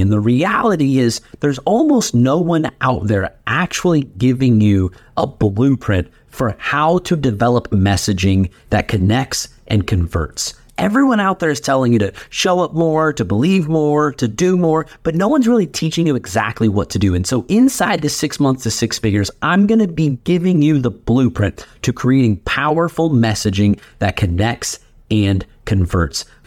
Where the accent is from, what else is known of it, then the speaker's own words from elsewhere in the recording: Wichita, Kansas, United States; Wichita, Kansas, which is my hometown